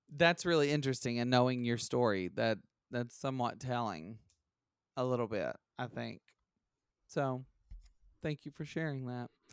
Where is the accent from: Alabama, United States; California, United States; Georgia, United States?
Alabama, United States; we're from Alabama